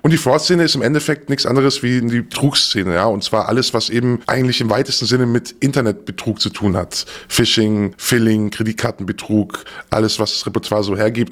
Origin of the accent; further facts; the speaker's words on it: Stuttgart, Baden-Württemberg, Germany; Also ich bin geboren in Stuttgart, wir sind aufs Land gezogen mit meinen Eltern